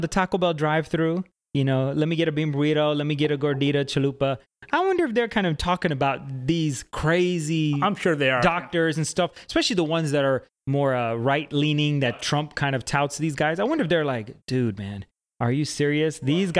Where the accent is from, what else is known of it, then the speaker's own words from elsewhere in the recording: Gujarat, India; I'm Indian. Obviously, for listeners that don't know, I'm Guju. That means I'm Gujarati.